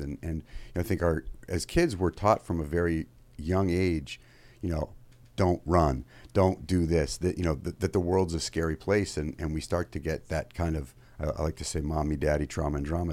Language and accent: English; Maine, United States; moved away as an adult; also born or lived in Fairfield, Connecticut; I grew up in Maine